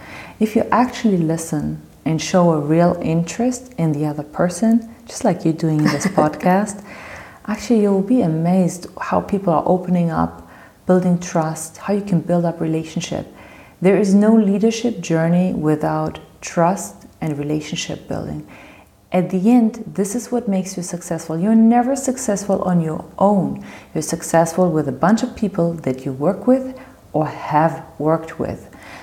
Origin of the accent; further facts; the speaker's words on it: Morocco; I've been engaged in a couple of social projects in my home country, Morocco, some of them together with my father.